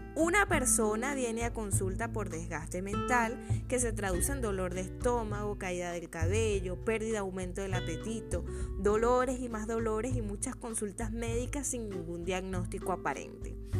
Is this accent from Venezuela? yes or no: yes; Venezuela; en mi país, Venezuela